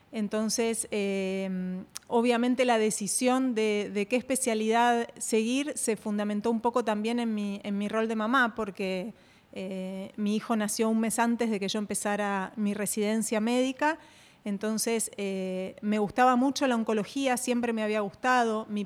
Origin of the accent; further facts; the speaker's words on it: Argentina; Bueno, te cuento, yo soy argentina.